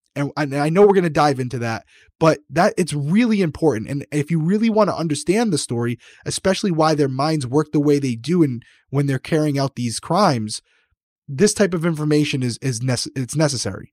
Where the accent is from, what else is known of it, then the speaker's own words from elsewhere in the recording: Rhode Island, United States; accent: Rhode Island; my Rhode Island accent